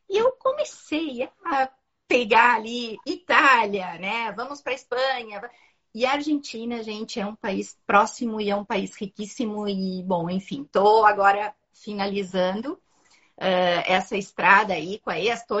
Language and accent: Portuguese; Uruguay; moved away as an adult; now in Porto Alegre, Brazil; Mas, enfim, eu sou uruguaia. E eu vim há 23 anos para Porto Alegre, trazendo marcas do Uruguai para uh, trabalhar aqui no Brasil, né?